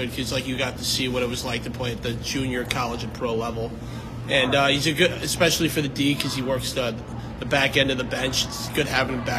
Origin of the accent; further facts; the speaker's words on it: Long Island, New York, United States; growing up on Long Island